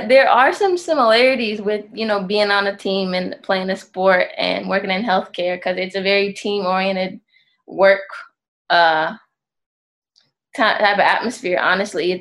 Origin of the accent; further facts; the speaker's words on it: Memphis, Tennessee, United States; moved away as an adult; also born or lived in Chattanooga, Tennessee; I'm from Memphis.